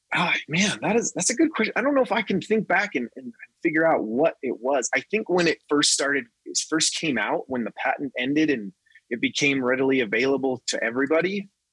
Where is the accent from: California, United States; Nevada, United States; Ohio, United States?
Nevada, United States; I was raised in Nevada